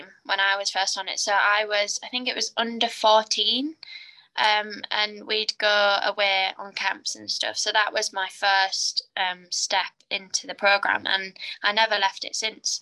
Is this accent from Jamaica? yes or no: no; Carlisle, North West England, United Kingdom; I'm from Carlisle, and that is very north